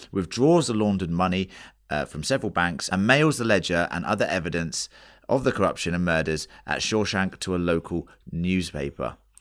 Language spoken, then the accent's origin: English; England, United Kingdom; we're English